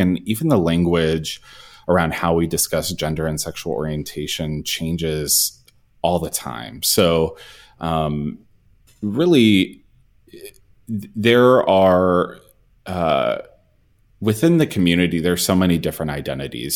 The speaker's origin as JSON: {"language": "English", "region": "the South", "country": "United States", "tie": "born or raised there", "also_born_or_lived": "Texas", "said": "as a gay man growing up in the South."}